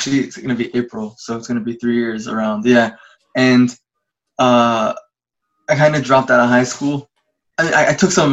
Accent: New York City, New York, United States; moved away as an adult; now in Los Angeles, United States; I was born and raised in Brooklyn and the youngest of 10

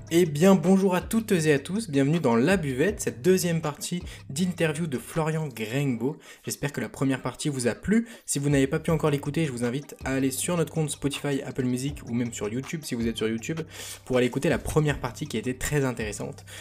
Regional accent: Bourg-en-Bresse, Auvergne-Rhône-Alpes, France; on est originaire de, du coup, de Bourg-en-Bresse

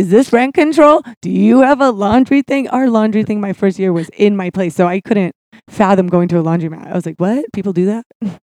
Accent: Santa Barbara, California, United States; Santa Barbara. I lived there till I was about 10-ish or 11. And then we moved in the desert. I never tell anybody that. But the middle of the desert, it's called California City.

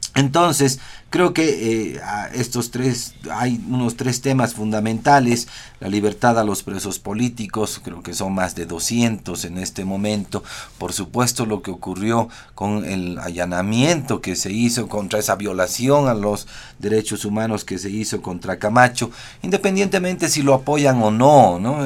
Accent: Bolivia; los bolivianos somos analfabetos funcionales

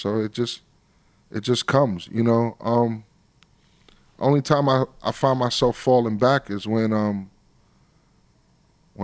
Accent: New York City, New York, United States; also born or lived in Long Island, New York / Bronx, New York; Although I grew up in Brooklyn, I represent Long Island to the fullest because that's where it started

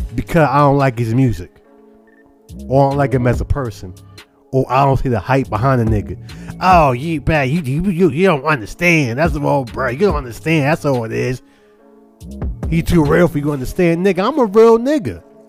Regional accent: Charlotte, North Carolina, United States; also born or lived in Brooklyn, New York; I was born in Brooklyn, New York. To the age of five, moved to Charlotte, North Carolina. From age five until now.

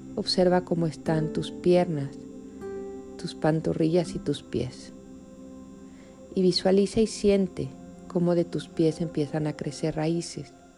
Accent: Mexico; México, que es mi país natal

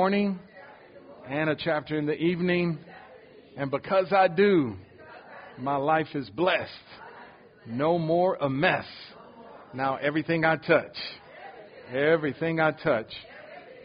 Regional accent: Detroit, Michigan, United States; also born or lived in Ohio / Jacksonville, Florida; now in Houston, United States; I was born in Ohio, but I grew up in Detroit, Michigan, since I was 3 years old

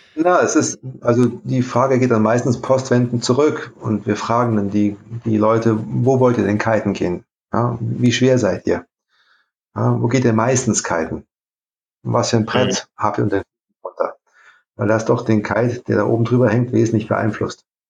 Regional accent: Saarlouis, Saarland, Germany; moved away as an adult; also born or lived in Saarbrücken / Italy; now in South Tyrol, Italy; Ich komme aus Saarbrücken ursprünglich, aus Saarlouis an der Grenze

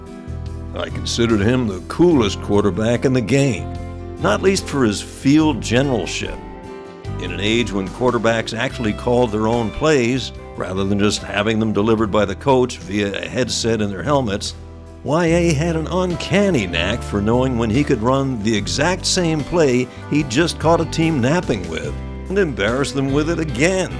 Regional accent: New York metropolitan area, United States; When I was growing up in the New York area

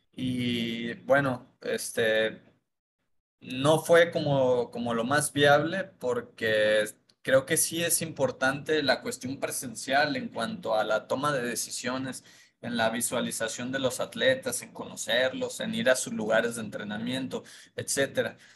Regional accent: Mexico; como mexicanos

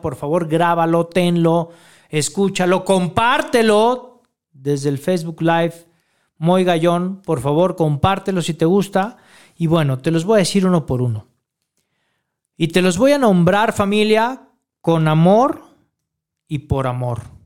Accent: Mexico; todo nuestro pueblo mexicano

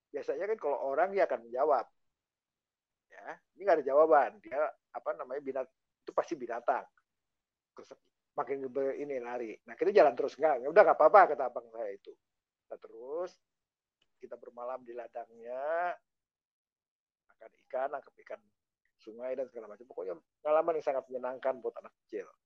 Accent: Sumatra, Indonesia; Saya SMP di kampung. Kampung saya itu dikelilingin gunung.

